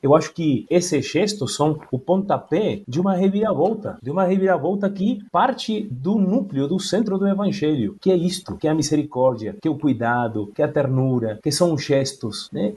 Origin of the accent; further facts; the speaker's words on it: Argentina; Portuguese is a second language; moved away; como argentino